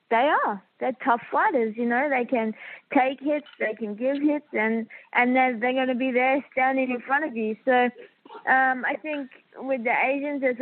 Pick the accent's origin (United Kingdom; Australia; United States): Australia; Australian. So I have the Filipino warrior blood and the I got the Aussie in me as well, so